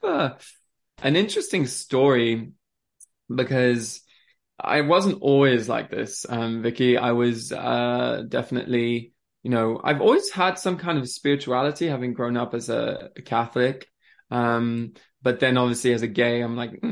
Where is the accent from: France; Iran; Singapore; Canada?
France; also born or lived in Switzerland; now in England; born in Switzerland. I grew up in France.